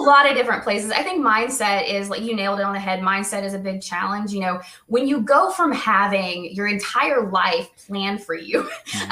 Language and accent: English; Indiana, United States; also born or lived in Ohio; I was born in Ohio. Um, around the age of, I think, five or six, we moved to Indiana